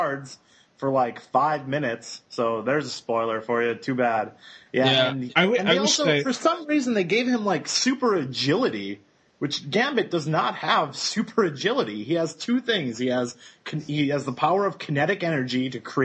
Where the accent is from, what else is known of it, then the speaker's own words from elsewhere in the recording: Michigan, United States; I'm from Michigan